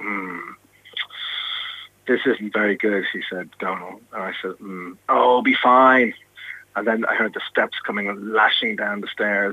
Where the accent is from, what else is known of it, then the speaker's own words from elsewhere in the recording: Ireland; moved away as an adult; also born or lived in Manchester; being Irish, and I started out in local newspapers in Ireland